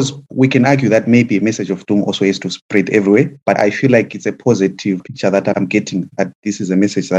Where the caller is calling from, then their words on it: London, United Kingdom; I'm in London.